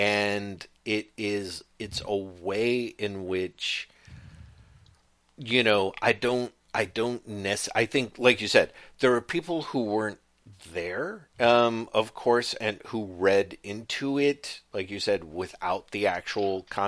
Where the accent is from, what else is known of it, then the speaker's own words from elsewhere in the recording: United Kingdom; I can get away with cultural appropriation because I'm British and we've been doing it for centuries.